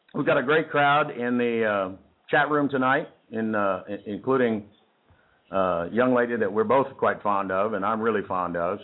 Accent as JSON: {"language": "English", "region": "Texas", "country": "United States", "accent": "Texas", "said": "people always tell me they love my Texas accent"}